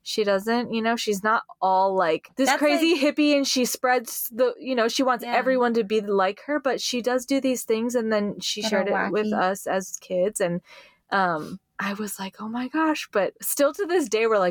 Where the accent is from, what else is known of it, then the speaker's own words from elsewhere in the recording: Hawaii, United States; I grew up in Hawaii